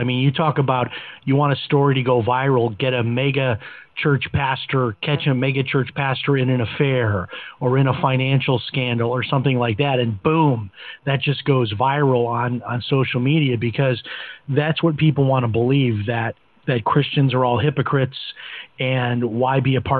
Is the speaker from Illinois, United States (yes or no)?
yes; Chicago, Illinois, United States; when I talk with my kids about, you know, growing up in Chicago, having maybe four channels on a good clear day on TV